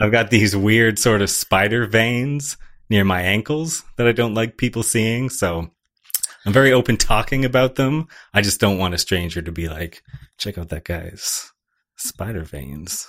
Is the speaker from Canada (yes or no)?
yes; Canada; as a Canadian